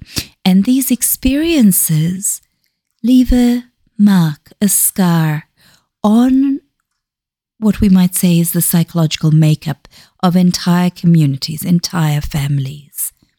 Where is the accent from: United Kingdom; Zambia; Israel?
Zambia; born there; I usually reveal that I was born in Zambia, which is where my parents moved to.